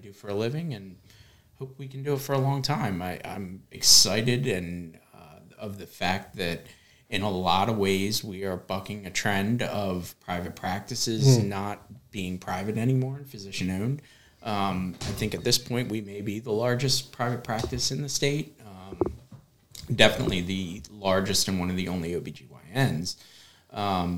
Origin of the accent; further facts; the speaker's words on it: Wilmington, Delaware, United States; I born and raised in Wilmington, Delaware, and been a Delawarean my whole life.